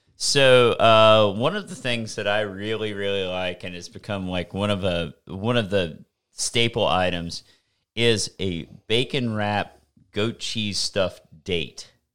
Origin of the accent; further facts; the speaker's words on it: the South, United States; I'm from the South.